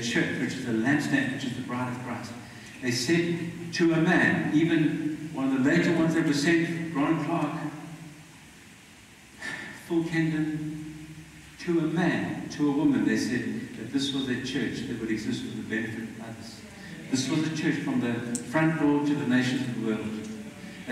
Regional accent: South Africa; I'm Mauritian blood, I believe, but I'm a South African.

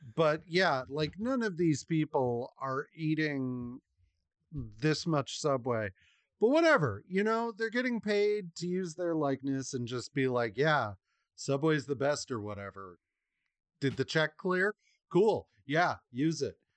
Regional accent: United States; as an American

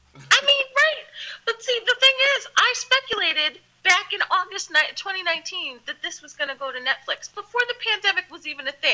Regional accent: Philadelphia, Pennsylvania, United States; I'm from Philly. I am from Philly. I am born and raised oh, here

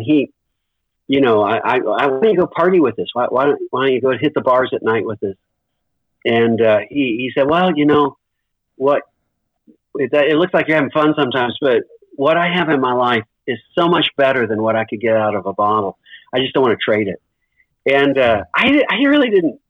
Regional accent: Owensboro, Kentucky, United States; moved away as an adult; also born or lived in Louisville, Kentucky / Erbil, Iraq; I grew up in Kentucky. I was born here in Louisville, Kentucky, where I am right now. And my dad was a doctor in Owensboro, Kentucky, orthopedic surgeon. So I grew up there

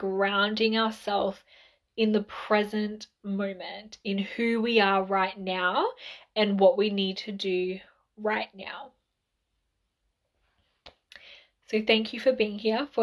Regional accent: Mildura, Victoria, Australia; we're originally from Mildura.

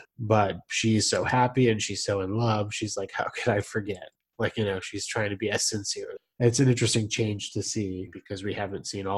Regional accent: New Jersey, United States; I'm from Jersey.

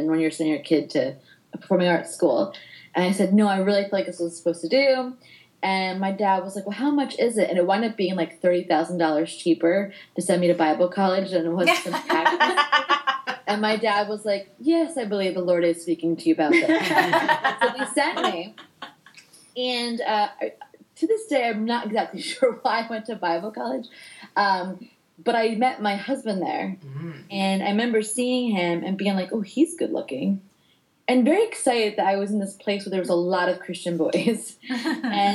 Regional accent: New Jersey, United States; I am born and raised in North Jersey

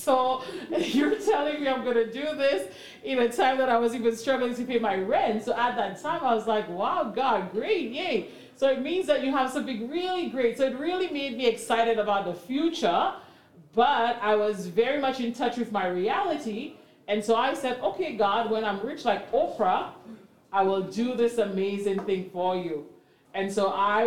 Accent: St. Lucia; moved away as an adult; now in Canada; I'm not from Canada, but I'm originally from St. Lucia. And in my coming into Canada in my early 20s

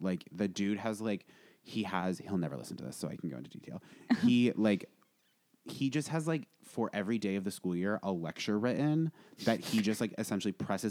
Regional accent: Vermont, United States; moved away; I grew up in Vermont. I grew up in, like, an objectively beautiful part of America.

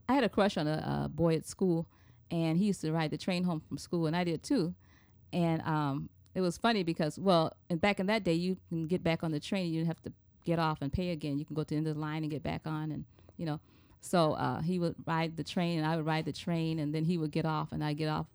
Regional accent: Chicago, Illinois, United States; moved away as an adult; now in Puerto Rico; I was born and raised here in Chicago on the South Side.

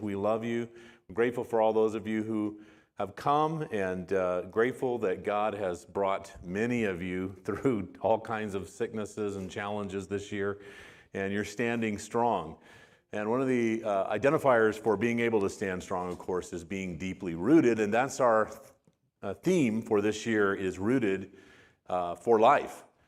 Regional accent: Arizona, United States; also born or lived in West Texas; we, uh, spent most of my life in Arizona. We moved there when I was, uh, right about two. And so most of my growing up and my graduation from high school and everything was in the state of Arizona

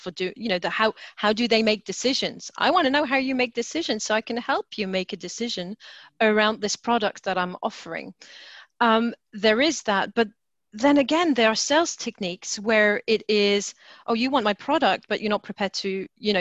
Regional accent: France; moved away as an adult; now in United Kingdom; so I was brought up in France, and coming to the UK in my 20s

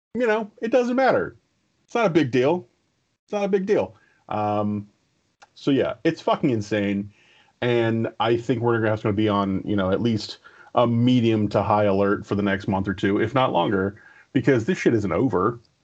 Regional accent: Bladensburg, Maryland, United States; My senior year of high school, um, they were tearing down the school, so they moved everybody from Bladensburg out to this annexed uh, middle school uh, in Bel Air, which is just outside of Bowie

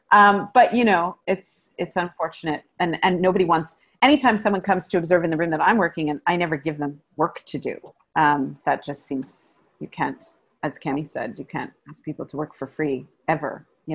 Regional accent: Canada; as a Canadian theater designer, you only make so much money

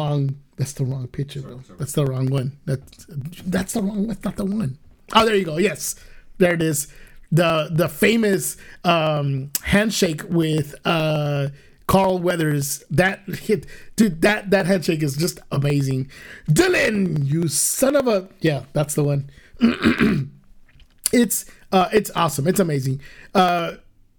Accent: Guatemala; we're Chapinas, as they call Guatemalans. We're from Guatemala

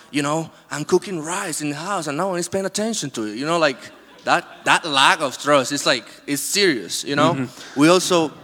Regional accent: Dominican Republic; moved away; I was born in the Dominican Republic

